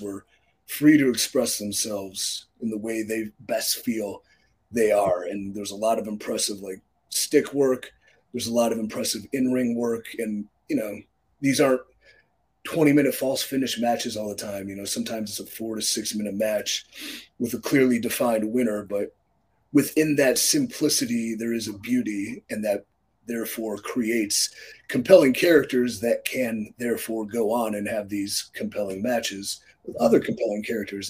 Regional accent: Cleveland, Ohio, United States; my hometown of Cleveland, Ohio

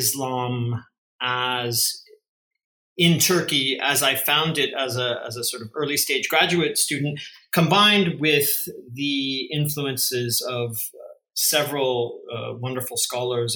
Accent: central California, United States; also born or lived in Portland, Oregon; my upbringing, which was in a small central Californian farming town

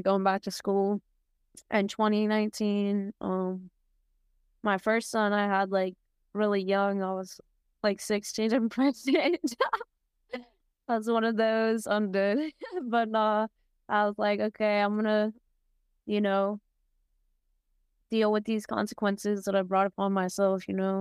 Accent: San Diego, California, United States; I'm from San Diego, California

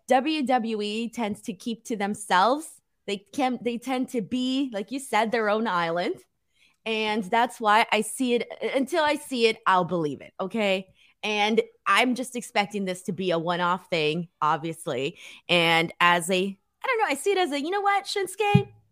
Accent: United States; I'm an American, hating me because I'm Mexican

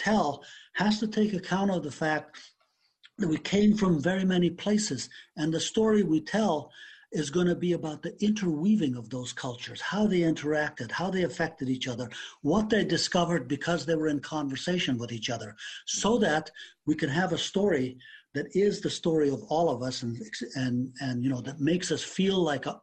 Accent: Afghanistan; moved away; I was born and raised in Afghanistan.

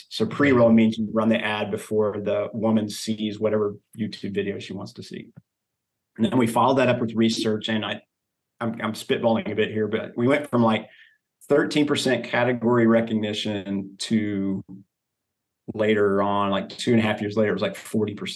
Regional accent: Oklahoma, United States; now in Texas, United States; I've wanted a truck, but I'm from Oklahoma, right? There you go. Hmm. Living in Texas, I wanted a truck for a long time.

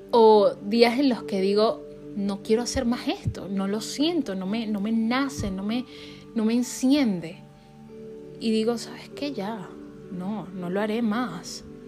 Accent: Venezuela; now in United States; siendo venezolana

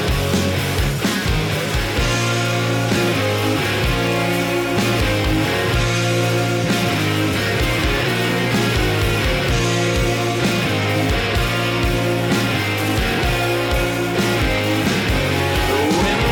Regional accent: Alaska, United States; born or raised there

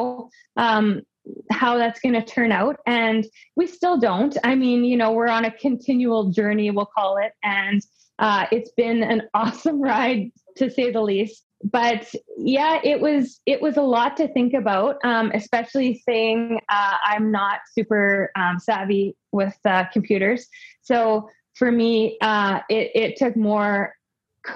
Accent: Winnipeg, Manitoba, Canada; I am from Canada. More specifically, I'm from Winnipeg, Manitoba, born and raised

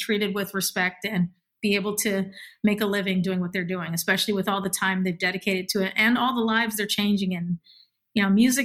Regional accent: Milwaukee, Wisconsin, United States; moved away; also born or lived in Boston / New York / Los Angeles; When I had moved from Milwaukee to Boston, people thought I was from the West Coast

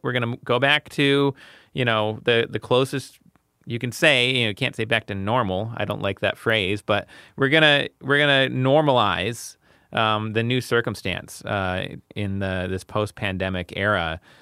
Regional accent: United States; I'm an American

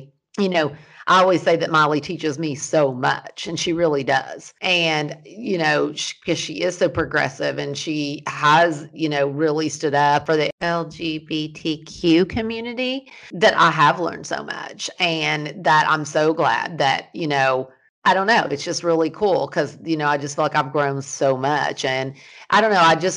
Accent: the South, United States; now in California, United States; growing up in the South as a Christian

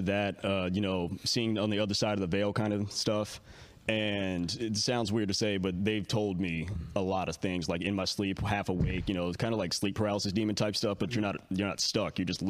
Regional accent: Castro Valley, California, United States; also born or lived in Hayward; Castro Valley, Hayward, okay. Foster care kicked me all over the place.

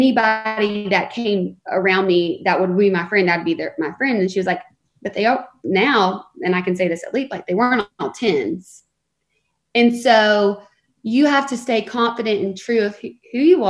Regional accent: the South, United States; moved away as an adult; now in Los Angeles, United States; I love the South, and I'm so thankful for the way that I was raised.

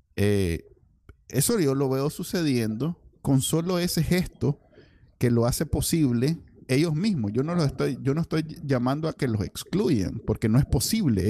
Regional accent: Nicaragua; now in United States; en Nicaragua, como somos los nicas

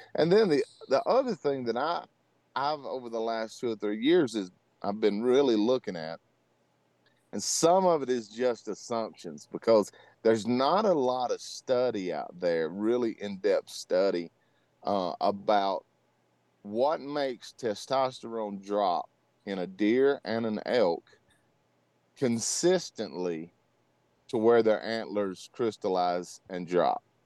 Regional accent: Louisiana, United States; moved away as an adult; now in Colorado, United States; I was born and raised in Louisiana, grew up hunting hogs and white-tailed deer

